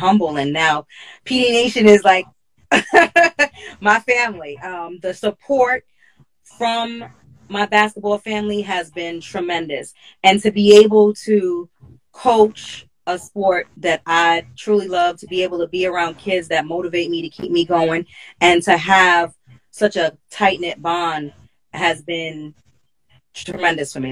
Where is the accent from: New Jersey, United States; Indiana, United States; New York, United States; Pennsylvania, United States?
New York, United States; New York City; I'm from Hollis, Queens